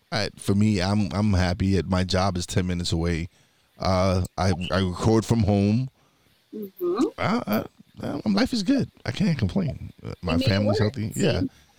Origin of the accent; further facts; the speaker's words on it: New York City, New York, United States; moved away as an adult; now in Pocono Mountains, United States; Yes, I'm from East New York, Brooklyn.